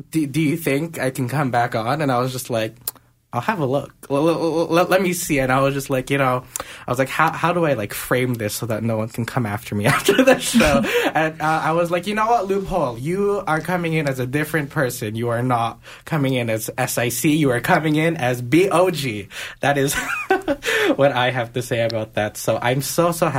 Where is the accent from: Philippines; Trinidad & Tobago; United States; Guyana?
Philippines; I am Filipino